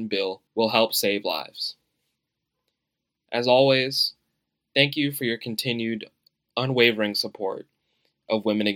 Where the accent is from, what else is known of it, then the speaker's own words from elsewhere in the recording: United States; as an American